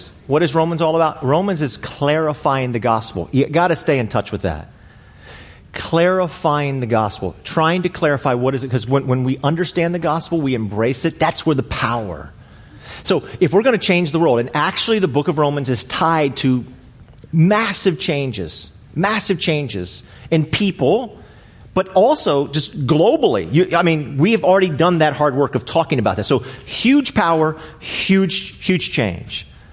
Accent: Arlington, United States; I grew up here in Arlington my entire life

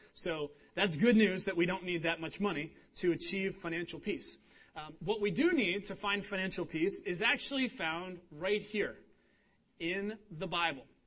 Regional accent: Cincinnati, Ohio, United States; moved away; I'm from Cincinnati, Ohio.

